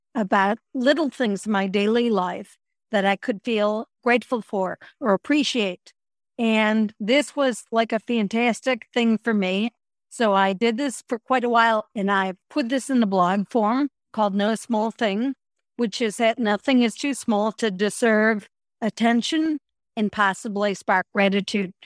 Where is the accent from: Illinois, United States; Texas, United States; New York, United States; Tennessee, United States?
Illinois, United States; Chicago; moved away as an adult; I moved back to Chicago. This was in my early fifties